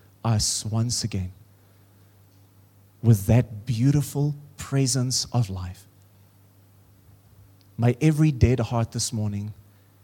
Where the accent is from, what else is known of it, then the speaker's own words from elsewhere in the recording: Free State, South Africa; now in Pretoria, South Africa; I come from the Free State, and now I live in Pretoria.